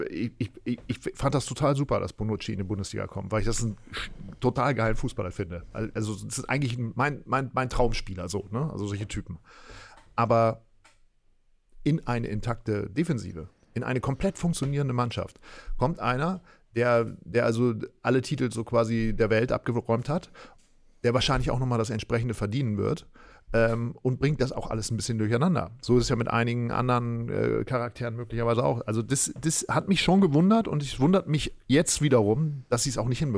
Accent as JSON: {"language": "German", "region": "Berlin", "country": "Germany", "said": "die man ja auch eigentlich so auch wir ja so empfunden haben, so als Berliner."}